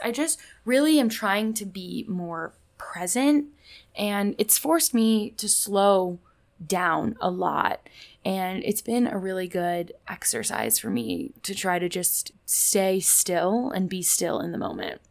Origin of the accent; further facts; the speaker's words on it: Indianapolis, Indiana, United States; moved away; I'm from Indianapolis